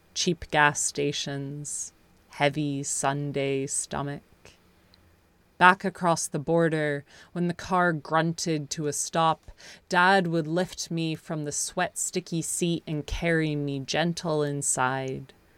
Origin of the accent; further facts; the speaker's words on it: United States; now in United Kingdom; I'm from the States originally, and I haven't been home in, in almost three years